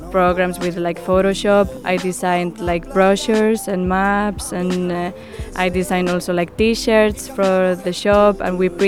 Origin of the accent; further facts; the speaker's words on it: Madrid, Community of Madrid, Spain; English is a second language; now in Maribor, Slovenia; I'm from Madrid, Spain, and I've been living in Maribor for almost uh, three months now.